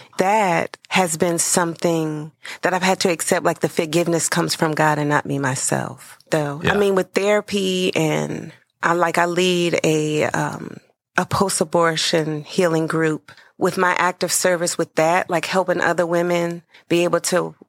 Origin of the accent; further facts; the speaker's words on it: Salisbury, North Carolina, United States; moved away as an adult; now in Charleston, United States; I'm originally from North Carolina. I was born in Salisbury